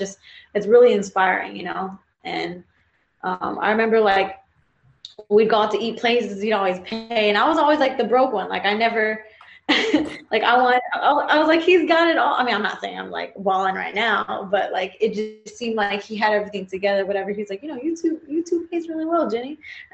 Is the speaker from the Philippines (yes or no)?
yes; Philippines; but to be more specific, because there's like a trillion different Asians out there, but I'm Filipino.